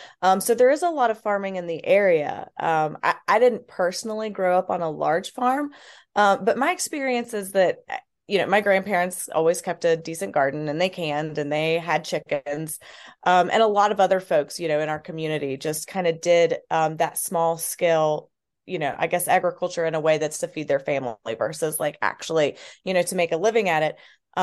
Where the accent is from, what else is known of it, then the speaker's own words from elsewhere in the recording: West Virginia, United States; I grew up actually on the Mason-Putnam County line in West Virginia.